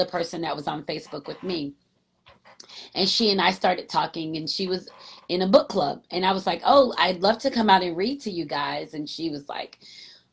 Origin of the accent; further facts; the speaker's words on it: East Coast, United States; I'm from the East Coast.